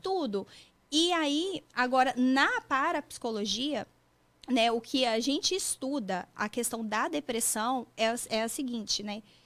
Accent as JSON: {"language": "Portuguese", "town": "Vila Velha", "region": "Espírito Santo", "country": "Brazil", "also_born_or_lived": "São José dos Campos, Brazil", "moved": "yes", "lives_now": "Massachusetts, United States", "said": "eu sou de Vila Velha, Espírito Santo"}